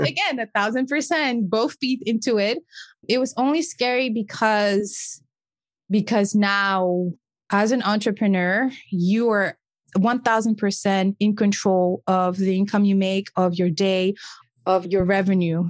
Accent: Senegal; first language French; English is a second language; moved away as an adult; also born or lived in Cape Verde (ancestry); now in United States; French is my first language because I was born and raised in a small West African country called Senegal.

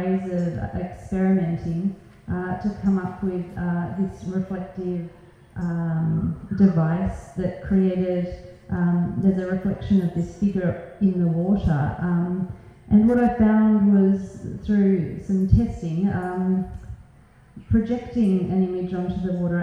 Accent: Australia; as most 18-year-olds growing up in Australia

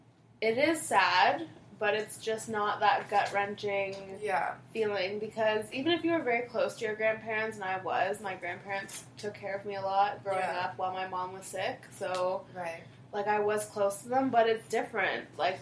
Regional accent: Windsor, Ontario, Canada; moved away as an adult; now in Toronto, Canada; I moved from Windsor to Toronto when I was 18.

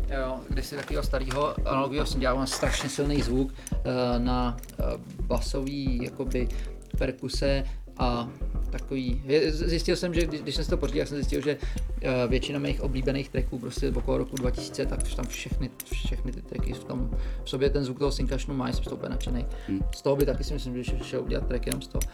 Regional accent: Prague, Czechia; jsem z Prahy

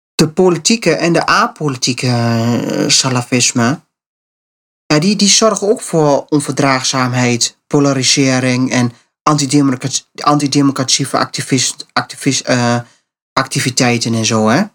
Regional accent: Netherlands; wij eh, als Nederlanders

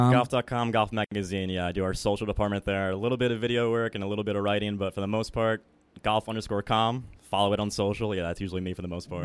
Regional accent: Babylon, New York, United States; moved away as an adult; also born or lived in Upper East Side, Manhattan; now in New York City, United States; I'm from Babylon. Yeah, moved to the Upper East Side about two years ago now

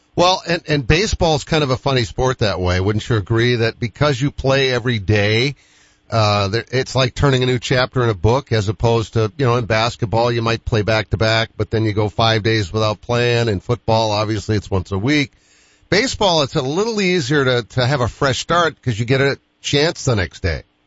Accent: Boston, Massachusetts, United States; I'm from Boston too

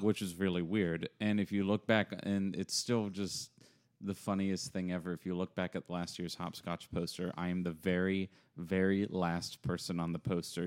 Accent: Apex, North Carolina, United States; also born or lived in Cary / Greensboro / Raleigh; now in Chapel Hill, United States; I grew up around the Triangle. Used to live over in Apex.

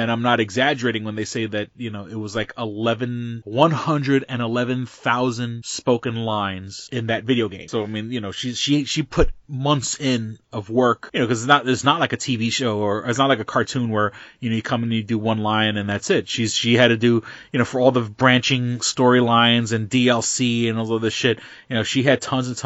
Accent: New York City, New York, United States; I'm from the Lower East Side

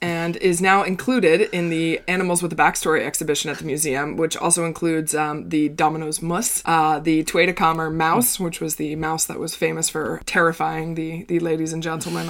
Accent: United States; now in Netherlands; as an American, the tax rates here are seem totally crazy high compared to what we pay at home.

